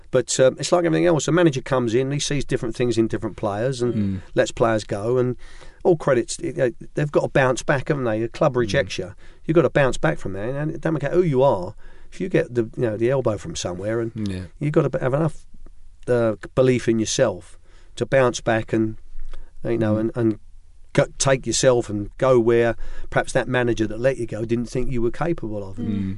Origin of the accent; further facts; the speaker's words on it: Ireland; because I'm Irish